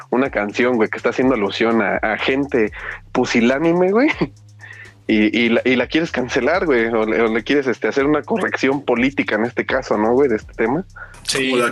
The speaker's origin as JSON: {"language": "Spanish", "region": "Mexico City", "country": "Mexico", "said": "sabes que soy el chilango por excelencia."}